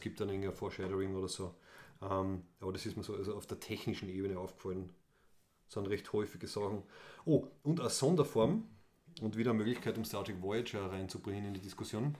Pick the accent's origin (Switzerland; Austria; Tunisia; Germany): Austria; als Österreicher und Österreicherinnen